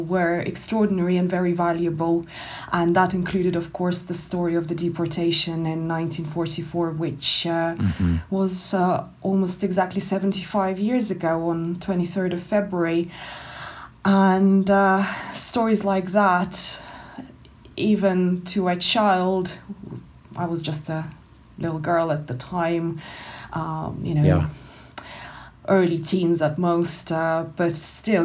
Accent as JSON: {"language": "English", "region": "Moscow", "country": "Russia", "tie": "born or raised there", "also_born_or_lived": "Canada", "moved": "yes", "said": "she spent the rest of her life with her husband, my grandfather, in Moscow, and that's where I was brought up."}